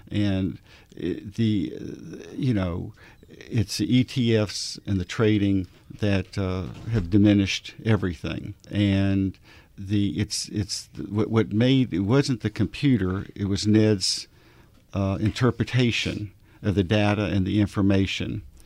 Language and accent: English; Arkansas, United States; I'm from Arkansas